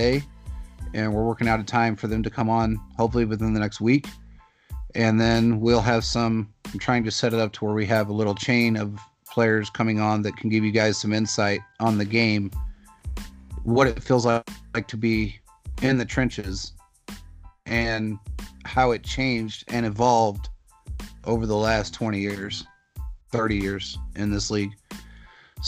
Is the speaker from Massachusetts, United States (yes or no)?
no; Kansas City, Missouri, United States; moved away; I grew up in Kansas City. I lived there my entire life. Up until 7 years ago, I grew up in the Northeast area, North End, Northeast area, 17 years of it